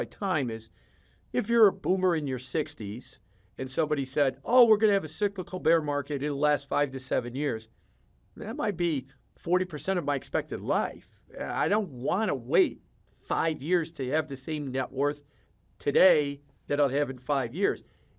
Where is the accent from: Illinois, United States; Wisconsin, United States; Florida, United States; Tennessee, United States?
Illinois, United States; Chicago; Yeah, I'm from Chicago.